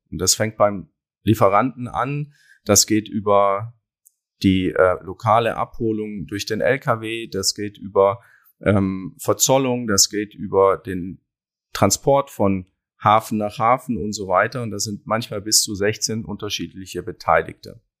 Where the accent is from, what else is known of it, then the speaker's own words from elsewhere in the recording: Baden-Württemberg, Germany; Ich komme aber ganz ursprünglich aus dem Schweizer Grenzgebiet im Süden Deutschlands, Baden-Württemberg. Ja, da bin ich aufgewachsen, am Fuße des Schwarzwaldes.